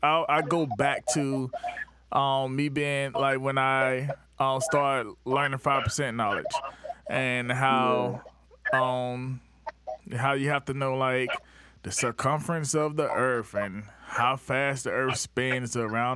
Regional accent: the South, United States; One, we're from the South, and we have this Southern whatever.

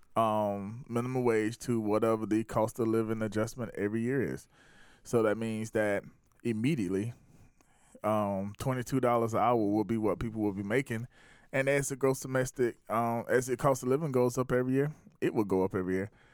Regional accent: South Carolina, United States; also born or lived in Atlanta; I was born and raised in South Carolina.

